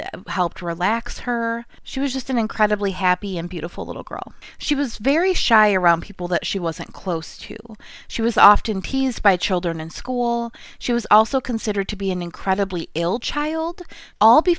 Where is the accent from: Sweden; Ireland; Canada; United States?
United States; Midwest; accent: American; We're from the Midwest